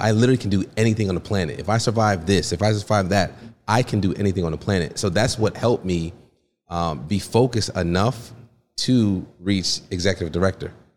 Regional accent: Stamford, Connecticut, United States; also born or lived in Port-au-Prince, Haiti; I was born in Port-au-Prince, Haiti, raised in Stamford, Connecticut

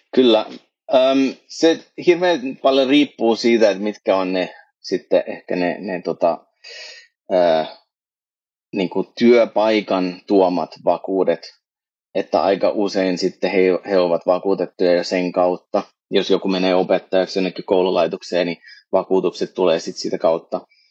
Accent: Canada; now in Finland; mä oon itse kasvan-, syntyneeni kasvanut Kanadassa siirtolaisperheessä, niin kun mä tulin Suomeen

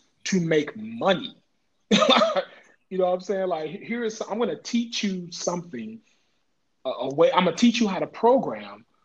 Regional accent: Dallas, Texas, United States; I grew up in Oak Cliff, Texas. I grew up in Dallas in Oak Cliff

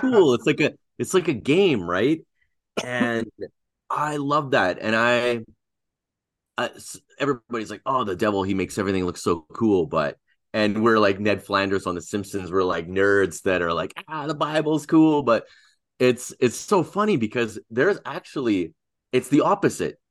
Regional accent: Canada; first language Russian; English is a second language; I'm from Canada

